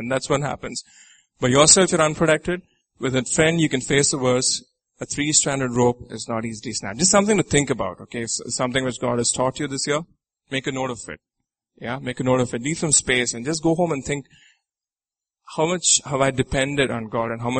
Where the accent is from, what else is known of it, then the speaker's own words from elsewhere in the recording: Nigeria; I'm from Nigeria